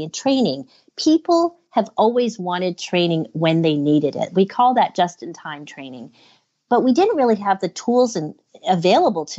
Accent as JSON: {"language": "English", "country": "Canada", "said": "I'm from Canada"}